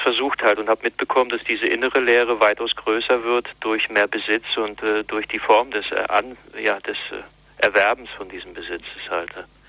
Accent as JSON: {"language": "German", "region": "East Germany", "country": "Germany", "said": "die auch atheistisch gewesen ist, auch ein Kind des Ostens"}